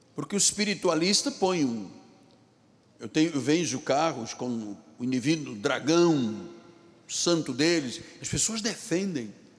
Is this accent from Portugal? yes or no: no; Luanda, Luanda Province, Angola; now in Rio de Janeiro, Brazil; Bengo era um rio que fornecia água na minha cidade de Luanda, Angola, onde eu nasci